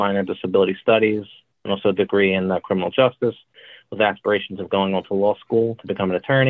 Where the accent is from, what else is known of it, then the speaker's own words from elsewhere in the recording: New Jersey, United States; I'm from New Jersey.